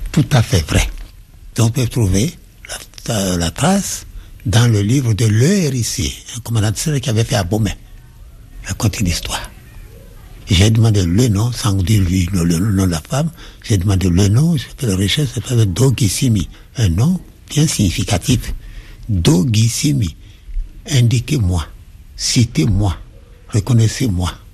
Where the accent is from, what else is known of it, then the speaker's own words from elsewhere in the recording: Porto-Novo, Ouémé, Benin; also born or lived in Saint-Louis, Senegal; Je suis né à Porto Novo, qui était l'ancienne capitale du Dahomey